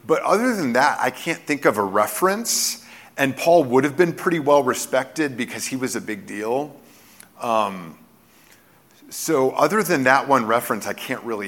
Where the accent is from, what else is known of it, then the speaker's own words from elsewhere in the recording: Texas, United States; I was born in Texas